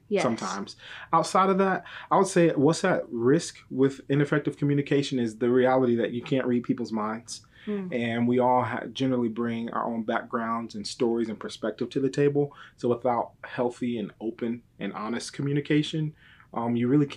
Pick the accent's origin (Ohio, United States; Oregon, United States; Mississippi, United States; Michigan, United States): Michigan, United States; also born or lived in Texas; now in Dallas, United States; I'm originally from Michigan, but I've been in Texas off and on since 2002